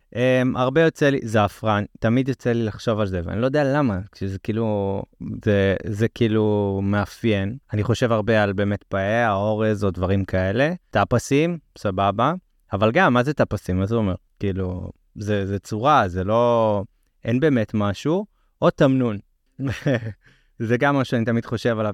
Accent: Israel; אנחנו אה, ככה לפעמים יותר שמרנים בתור ישראלים

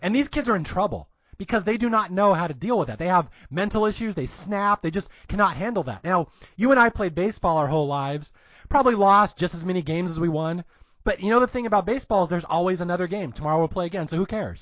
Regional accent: Seattle, Washington, United States; I grew up in Seattle. Dave Niehaus was our baseball guy

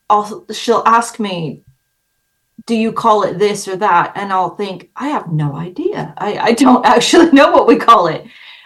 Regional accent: Los Angeles, California, United States; moved away; I am from LA.

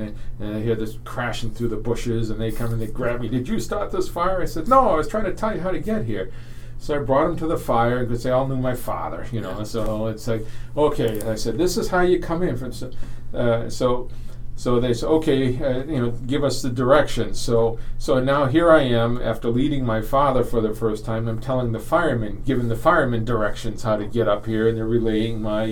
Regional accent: Exeter, New Hampshire, United States; I grew up in Exeter. It's in the southeast part of the state.

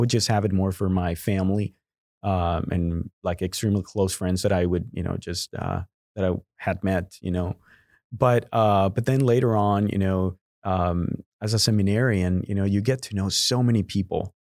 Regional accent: Guadalajara, Jalisco, Mexico; first language Spanish; English is a second language; moved away as an adult; now in Houston, United States; I was born and raised in Guadalajara, Mexico

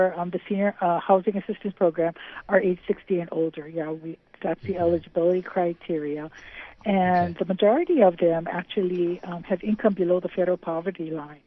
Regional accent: Hawaii, United States; I'm born and raised in Hawaii. I'm a graduate of Pearl City High School

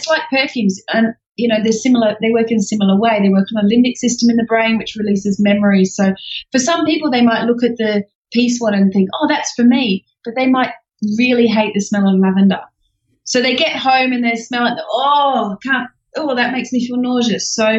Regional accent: England, United Kingdom; accent: Australian; now in Australia; I'm actually English, so that's the undertone that you can hear underneath my Australian accent.

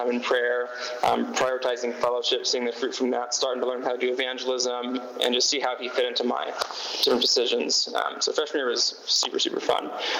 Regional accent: Sacramento, California, United States; I'm from Sacramento, California. I did not grow up in a Christian home.

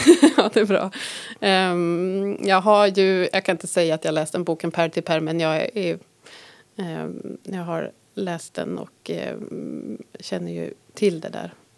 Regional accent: Härnösand, Västernorrland County, Sweden; moved away as an adult; jag är uppvuxen här

